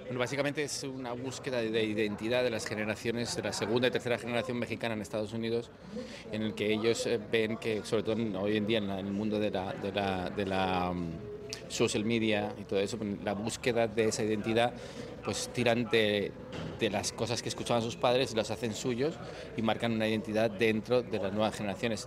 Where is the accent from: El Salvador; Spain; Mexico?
Spain; moved away as an adult; now in Miami, United States; siendo español